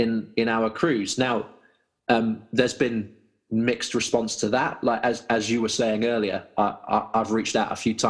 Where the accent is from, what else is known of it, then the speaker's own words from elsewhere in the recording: Malvern, West Midlands, United Kingdom; our youth ministry in my hometown here in Malvern